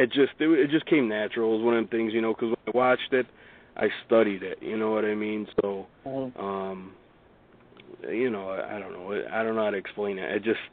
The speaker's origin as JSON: {"language": "English", "town": "Amsterdam", "region": "New York", "country": "United States", "tie": "born or raised there", "said": "I'm born and raised in Amsterdam here, so in Schenectady, which is about 10-15 minutes away from Amsterdam."}